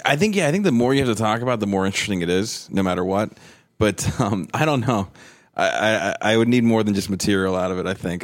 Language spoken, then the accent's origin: English; New Jersey, United States; now in Pittsburgh, United States; I grew up in Jersey, basically, about thirty minutes east of the city.